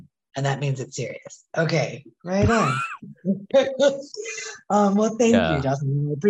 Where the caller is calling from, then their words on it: Guanajuato, Mexico; I am joining from Guanajuato, Mexico.